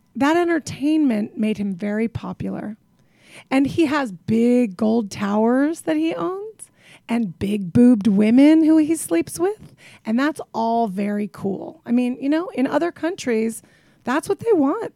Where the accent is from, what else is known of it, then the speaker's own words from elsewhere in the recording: Tucson, Arizona, United States; now in Brooklyn, United States; I grew up in Tucson, Arizona, which is, by the way, the end of the earth